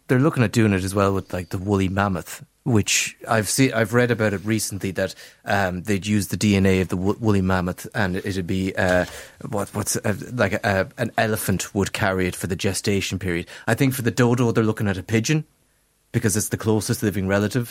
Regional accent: Castlerea, Connacht, Ireland; my favourite, uh, uh, Irish name street is in my hometown of Castlereagh.

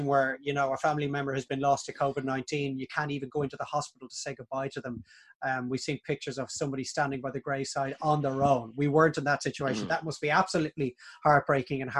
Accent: Dublin, County Dublin, Ireland; we grew up in Castleknock

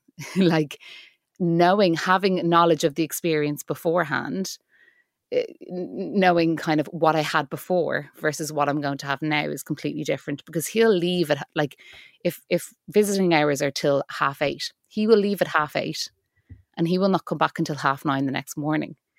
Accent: Ireland; I'm an Irish actor and writer

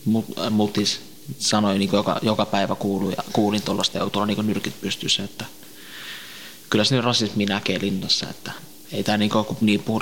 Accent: northern Iraq, Iraq; kun mä oon Irakin kurdi, niin mä oon Pohjois-Irakista

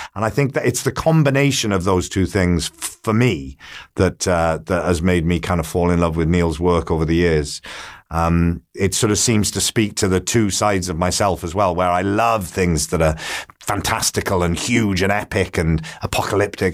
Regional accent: Port Talbot, Wales, United Kingdom; my hometown in Port Talbot in South Wales.

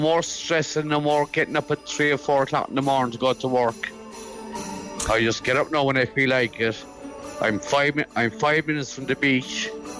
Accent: Cork, Munster, Ireland; I was actually born in Killeen's Green in Farnry. It used to be Spangle Hill.

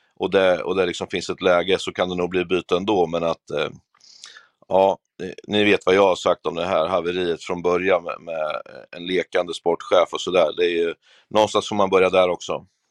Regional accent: Örebro, Örebro County, Sweden; det är mörkare hemma i Örebro

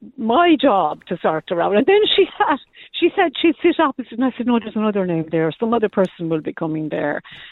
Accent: Kerry, Munster, Ireland; moved away; I'm from Kerry originally

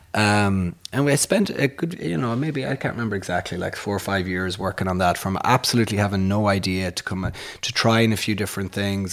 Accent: Castleconnor, Connacht, Ireland; moved away as an adult; we grew up on a farm in the, in, in a place called Castle Conner

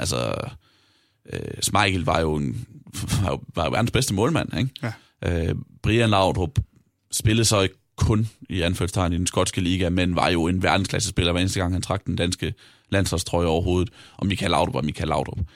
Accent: Vejle, Southern Denmark, Denmark; jeg er jo fra Vejle

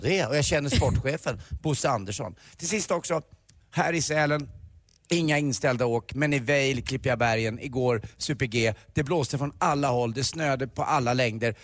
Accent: Stockholm, Stockholm County, Sweden; som stockholmare

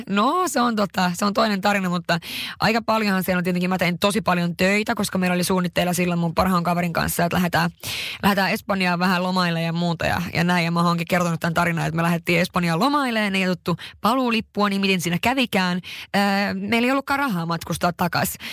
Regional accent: Haparanda, Norrbotten County, Sweden; Mä oon syntynyt tosiaan 91 Haaparannassa

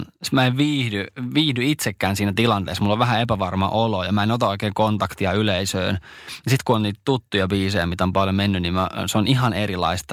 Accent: Ostrobothnia, Finland

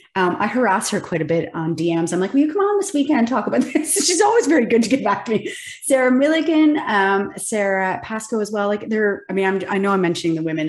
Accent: Kingston, Ontario, Canada; I am Kingston, Ontario.

